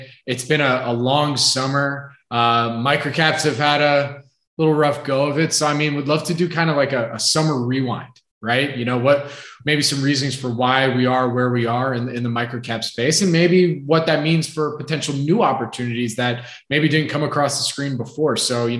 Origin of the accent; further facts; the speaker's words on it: Philadelphia, Pennsylvania, United States; accent: Philly; Like you're just like, because of my Philly accent, it's Swadan.